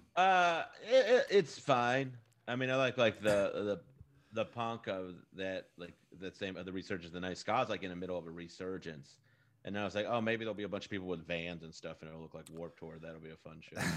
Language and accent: English; Texas, United States; I'm from Texas